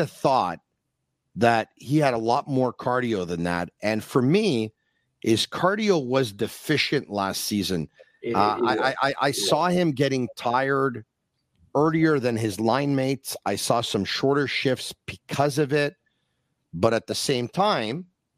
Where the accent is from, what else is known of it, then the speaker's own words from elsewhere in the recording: LaSalle, Quebec, Canada; I'm born and raised in LaSalle.